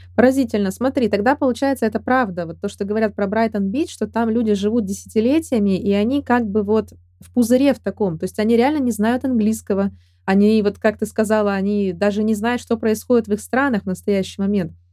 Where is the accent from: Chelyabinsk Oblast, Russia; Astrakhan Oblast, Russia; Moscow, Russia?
Chelyabinsk Oblast, Russia; Chelyabinsk; я из Челябинска